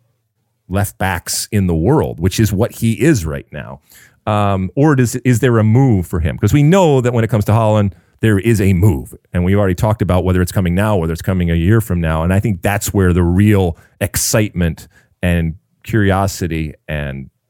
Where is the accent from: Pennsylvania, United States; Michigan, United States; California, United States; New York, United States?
Michigan, United States; Detroit; from Detroit, from my hometown